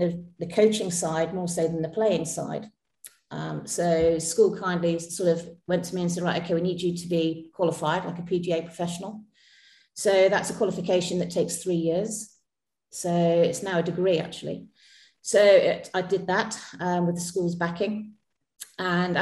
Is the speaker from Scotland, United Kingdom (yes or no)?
no; Street, South West England, United Kingdom; also born or lived in Butleigh; So I'm local to the area. I was born just in Butley Village, which is like about 2 miles from Street. So I've lived all my life in Street